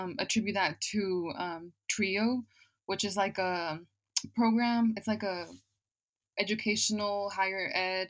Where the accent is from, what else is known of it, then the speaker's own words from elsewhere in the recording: Oklahoma City, Oklahoma, United States; also born or lived in Chicago, Illinois; I moved to the south side of Oklahoma City when I was only 6 years old. So I kind of grew up here in Oklahoma City